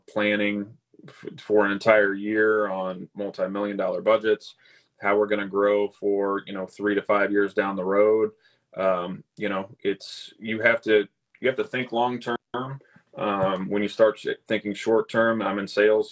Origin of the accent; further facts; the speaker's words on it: Lee's Summit, Missouri, United States; moved away as an adult; also born or lived in Kansas City, Missouri / St. Louis, Missouri; now in Wentzville, United States; I grew up in Lee Summit, which is south, you know, suburb of Kansas City